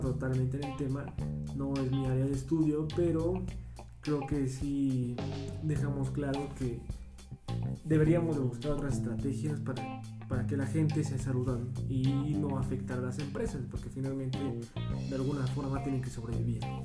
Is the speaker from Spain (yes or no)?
no; Mexico; identificas, como mexicano